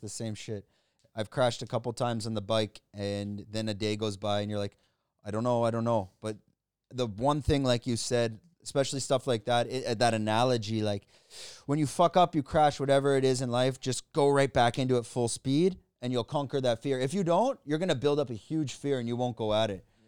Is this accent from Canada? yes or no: yes; Canada; moved away as an adult; now in Thailand; I'm Canadian